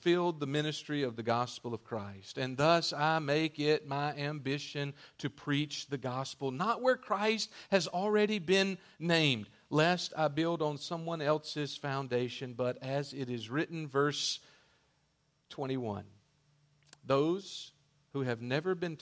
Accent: United States; I'm so independent as an American male today

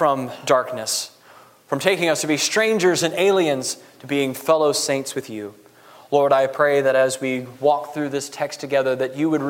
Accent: United States; I'm an American

